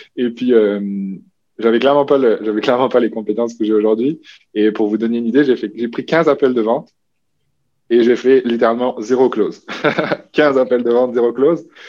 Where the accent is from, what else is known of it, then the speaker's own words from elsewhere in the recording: New Caledonia; moved away as an adult; also born or lived in Quebec; now in Canada; je suis originaire de la Nouvelle-Calédonie. Ça, je pense que c'est quelque chose qui est comme ancré chez moi qui est important, comme le petit gars des îles qui a grandi au milieu du Pacifique